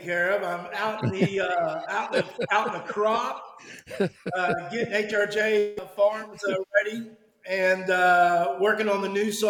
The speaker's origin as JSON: {"language": "English", "region": "Georgia", "country": "United States", "also_born_or_lived": "Florida", "said": "You know I'm from Georgia, born in Florida."}